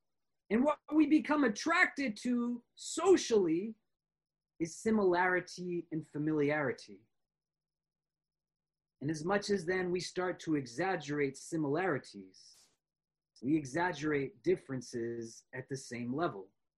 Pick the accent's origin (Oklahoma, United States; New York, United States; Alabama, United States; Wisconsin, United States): New York, United States; I am a New Yorker because I am not from Chicago